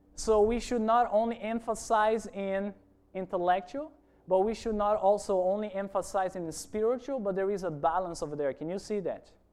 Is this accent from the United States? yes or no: no; Brazil; moved away; I'm originally from Brazil. I've been working here in the island for about a year